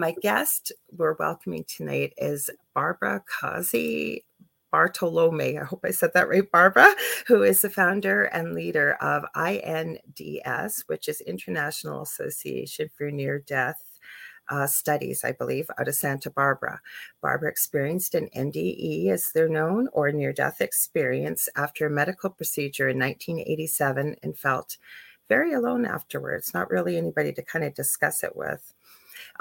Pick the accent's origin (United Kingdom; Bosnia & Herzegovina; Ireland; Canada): Canada; I am a Canadian clairvoyant medium